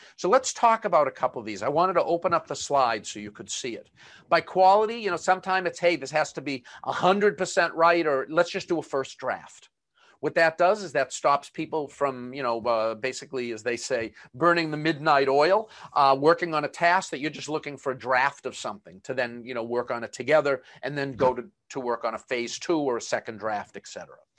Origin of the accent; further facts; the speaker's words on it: Boston, Massachusetts, United States; accent: Boston; my Boston accent